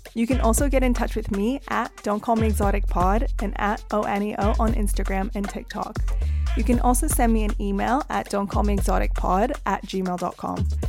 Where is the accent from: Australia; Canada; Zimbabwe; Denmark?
Canada; moved away; also born or lived in United Kingdom; even coming from the U K, growing up in Canada